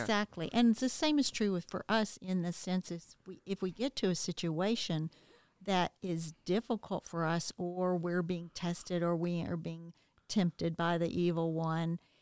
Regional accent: the South, United States; growing up in the South

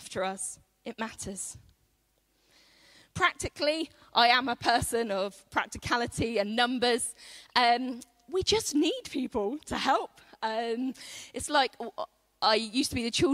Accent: United Kingdom; as British people

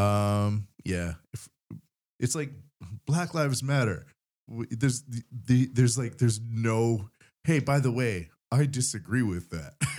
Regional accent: Vancouver Island, British Columbia, Canada; now in Japan; I come from Vancouver Island

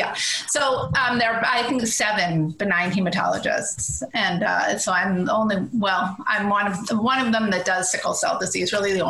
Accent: right outside of Boston, Massachusetts, United States; moved away as an adult; I grew up right outside of Boston.

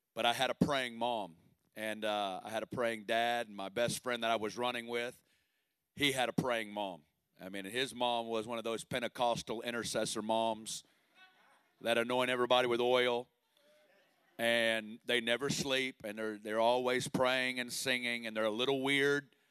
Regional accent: Northwest Arkansas, United States; I'm originally from Northwest Arkansas, and uh, I grew up in a great family

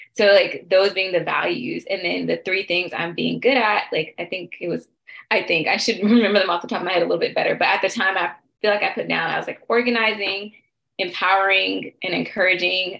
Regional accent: Stone Mountain, Georgia, United States; now in Washington, D.C., United States; I am from Stone Mountain, Georgia. I am based in the Washington, D.C. area

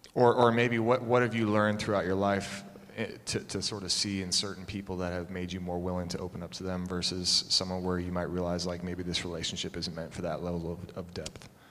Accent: Concord, Massachusetts, United States; I grew up right near Concord, Massachusetts

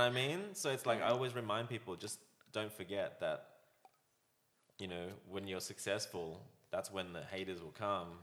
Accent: Australia; growing up in Australia, I was embarrassed to be Chinese

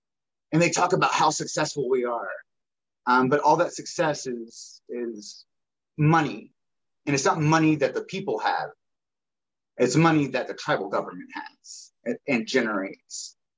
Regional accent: Pearl River, Mississippi, United States; moved away as an adult; now in Meridian, United States; Yeah, I was born on the Pearl River Choctaw Reservation in 1982. Yeah, in Mississippi. That's in Mississippi. In East Central Mississippi, about a four-hour drive from Bull Bonsha, which is New Orleans. I lived there till I was 22.

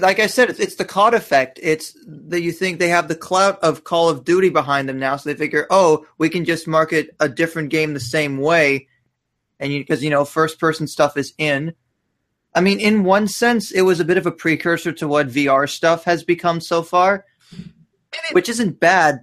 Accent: Canada; I'm Canadian

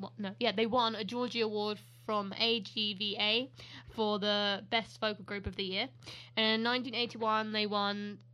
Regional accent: United Kingdom; when they do British accents, like, we don't talk like that.

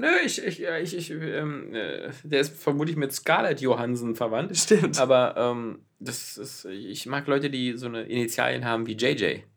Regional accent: Berlin, Germany; aufgewachsen äh, und geboren in Berlin in der Böttcherstraße.

